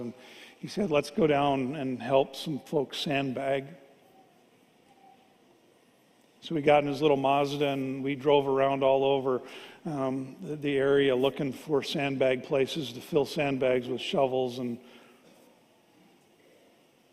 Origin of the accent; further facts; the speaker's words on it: Fargo, North Dakota, United States; I grew up here in Fargo.